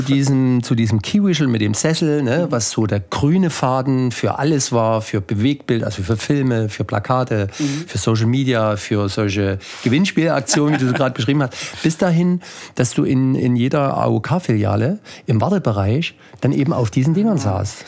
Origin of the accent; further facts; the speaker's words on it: Ore Mountains, Saxony, Germany; moved away; also born or lived in Chemnitz; Ich stamme eigentlich aus, aus dem Erzgebirge